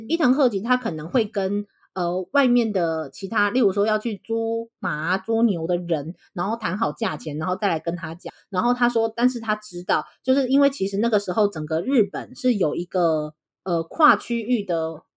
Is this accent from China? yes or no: no; Taiwan; 那现在我们身为台湾人，我们就从台湾人的角度去看待这一堆